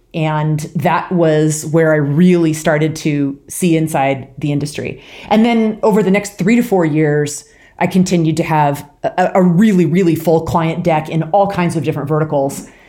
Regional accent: rural Washington State, United States; moved away as an adult; also born or lived in Louisiana / Midwest; now in Boulder, United States; I grew up in, uh, rural Washington State, so born and raised in the P N

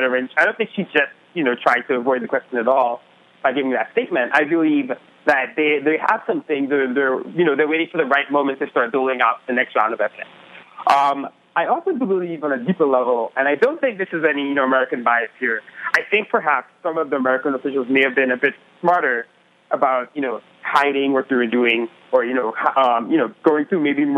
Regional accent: Trinidad & Tobago; I grew up in the Caribbean

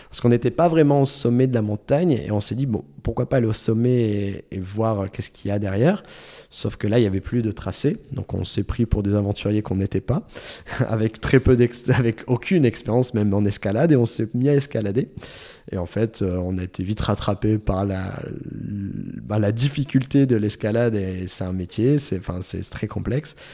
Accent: France; au bout de deux minutes on se rend compte qu'on est français tous les deux.

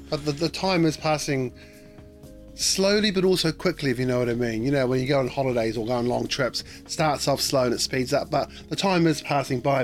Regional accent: Auckland, New Zealand; now in London, United Kingdom; I'm going to be sailing past Devonport where I was where I was born and raised

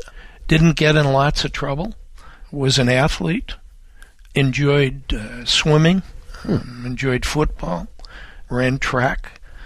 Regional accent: Adrian, Michigan, United States; Grew up in Adrian, Michigan. Born in Marfa, Texas. And then after World War II, we moved to Adrian, Michigan.

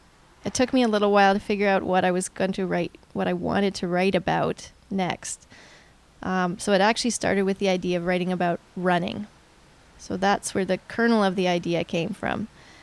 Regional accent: Hamilton, Ontario, Canada; born there; also born or lived in Germany; I was born in Hamilton, and then we moved around a fair bit.

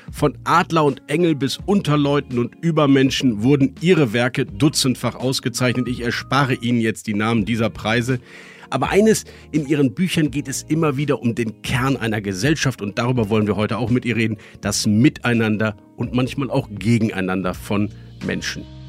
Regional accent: Bonn, North Rhine-Westphalia, Germany; Wir kommen beide aus dem Bonner Umfeld

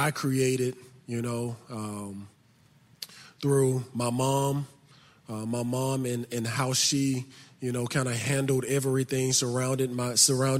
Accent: Birmingham, Alabama, United States; I grew up in Birmingham, Alabama. I grew up in the inner city of Birmingham on the north side of it

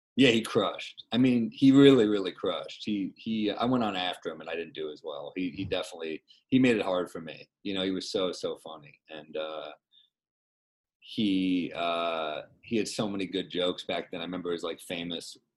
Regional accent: New York, United States; I'm a New Yorker

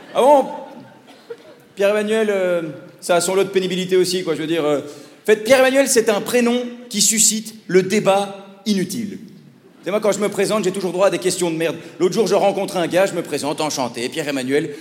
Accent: Belgium; accent: Belgian; also born or lived in Paris; mon accent de belge

